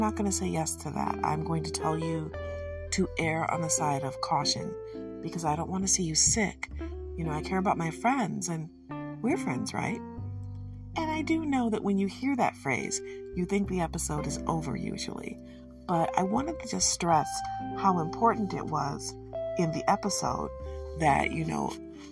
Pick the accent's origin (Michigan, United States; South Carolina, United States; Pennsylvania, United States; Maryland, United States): Michigan, United States; I'm from Michigan